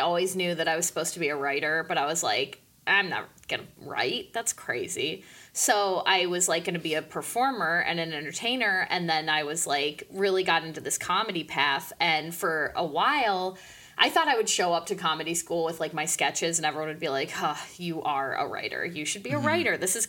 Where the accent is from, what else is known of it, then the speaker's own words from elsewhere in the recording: State College, Pennsylvania, United States; also born or lived in Pittsburgh / Chicago; But before that, I was in State College, Pennsylvania for kindergarten through third grade. And before that, I was born in Pittsburgh.